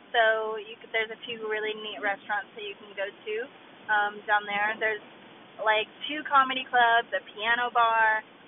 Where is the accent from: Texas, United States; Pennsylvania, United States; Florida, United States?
Texas, United States; Fort Worth; I was born and raised in Texas.